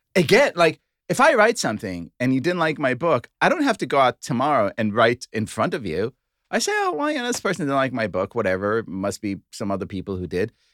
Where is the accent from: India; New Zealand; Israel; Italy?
Israel; Tel Aviv, Tel Aviv District; I was born in Tel Aviv